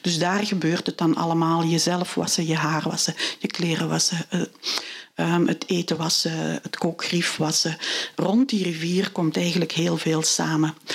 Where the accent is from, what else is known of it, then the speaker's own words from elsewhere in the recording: Niel, Flanders, Belgium; also born or lived in Kalmthout, Belgium; Ik ben opgegroeid in Niel bij de Ruppel